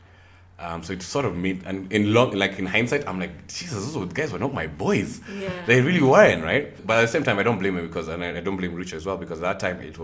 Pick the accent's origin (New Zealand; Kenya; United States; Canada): Kenya; Nairobi; also born or lived in Nyeri; I am from Nairobi, Kenya. Also from Nyeri as well